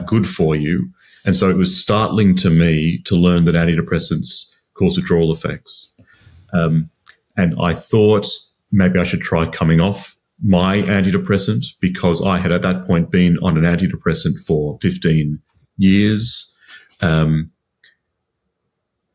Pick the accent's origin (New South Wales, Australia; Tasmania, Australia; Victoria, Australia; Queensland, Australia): New South Wales, Australia; Sydney; moved away as an adult; now in London, United Kingdom; I'm another Aussie living in London at the moment. I grew up in Sydney